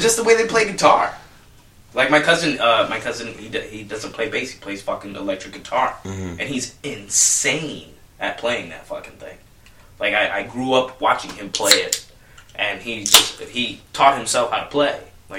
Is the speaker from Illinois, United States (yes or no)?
yes; Chicago suburbs, Illinois, United States